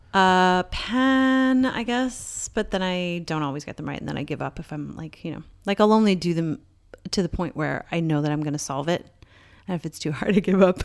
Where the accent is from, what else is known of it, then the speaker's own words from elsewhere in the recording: Newfoundland and Labrador, Canada; growing up in Newfoundland